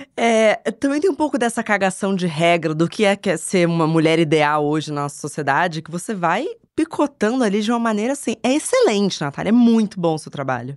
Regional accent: Rio de Janeiro, Brazil; moved away as an adult; now in São Paulo, Brazil; nasci em São Paulo, eu mudei pro Rio de Janeiro quando eu tinha dez anos

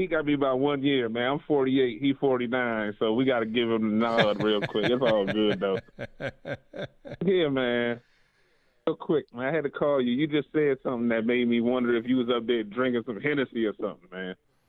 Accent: Washington, District of Columbia, United States; I got no ties to Dallas. I'm from Washington, D.C., I've been a lifelong Cowboy fan

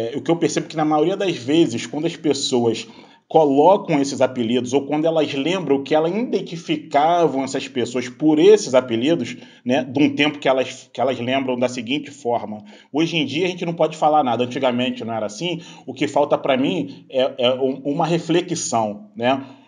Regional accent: Duque de Caxias, Rio de Janeiro, Brazil; now in Niterói, Brazil; hoje eu moro em Niterói, que é na região metropolitana do Rio, mas eu nasci em Duque de Caxias, que é na Baixada Fluminense.

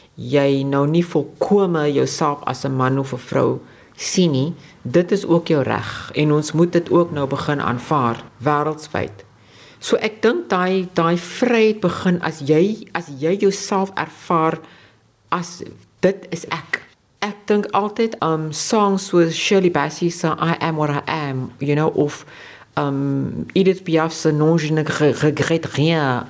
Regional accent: South Africa

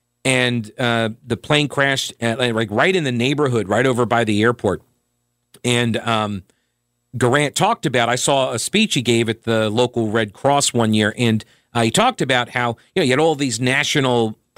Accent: Long Island, New York, United States; moved away as an adult; now in North Carolina, United States; I was originally from Long Island. I grew up and then moved down here as soon as I could.

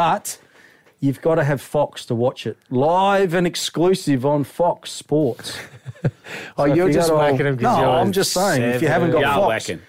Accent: Angaston, South Australia, Australia; I'm from Angaston.

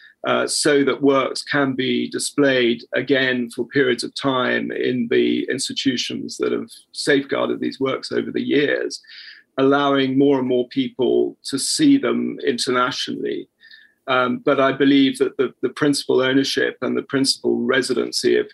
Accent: England, United Kingdom; as an English person

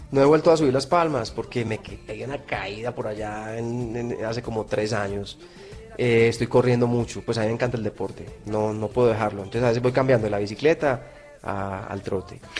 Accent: Colombia; yo soy un colombiano

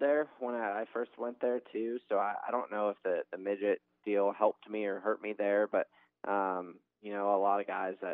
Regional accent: Arizona, United States; I'm from Arizona

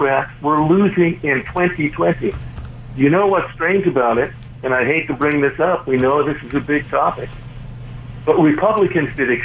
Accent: California, United States; I'm a Californian

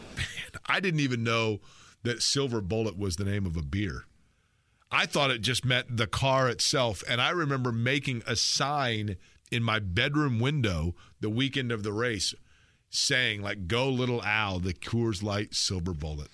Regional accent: Indianapolis, Indiana, United States; I grew up here in Indianapolis

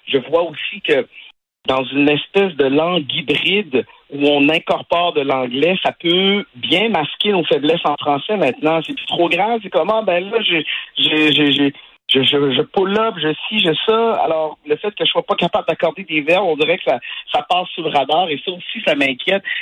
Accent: Quebec, Canada; c'est une de mes fiertés de dire que je suis du Québec, que je parle français. Je ça fait partie de mon de mon identité. Je suis un francophone, francophile.

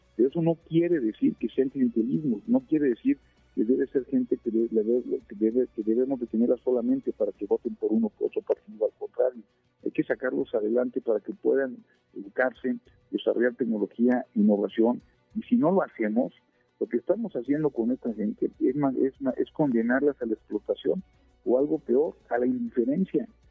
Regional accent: Querétaro, Mexico; also born or lived in Orizaba, Veracruz, Mexico; Yo, yo nací en Orizaba, Veracruz, y, llegué a Querétaro a los nueve años

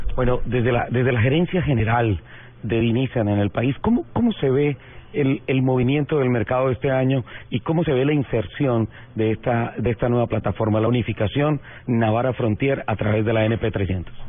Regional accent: Colombia; soy colombiano

